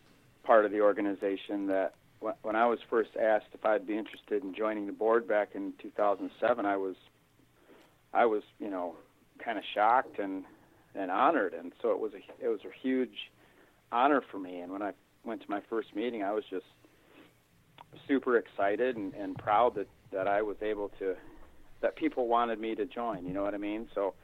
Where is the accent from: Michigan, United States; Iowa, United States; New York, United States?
Michigan, United States; Hudsonville; born there; Well, I was born in Hudsonville, which is a small, used to be a little farming community in between Grand Rapids and Holland, which is kind of southwestern Lower Peninsula.